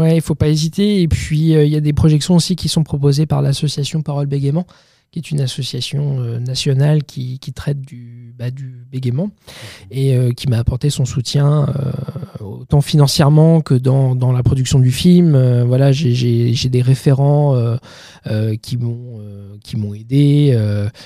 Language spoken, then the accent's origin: French; Bayeux, Normandy, France; moved away as an adult; now in Paris, France; je suis originaire de Normandie, Bayeux, dans le Calvados. après mon bac, je suis venu sur Paris